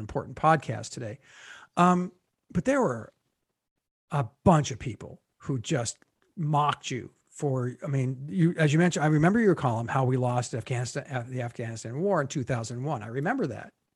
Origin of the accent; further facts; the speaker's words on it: United States; as an American